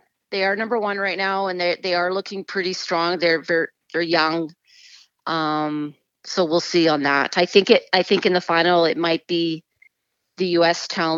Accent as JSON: {"language": "English", "region": "England", "country": "United Kingdom", "tie": "born there", "said": "I was born in England and my parents are English, so I have another side as well."}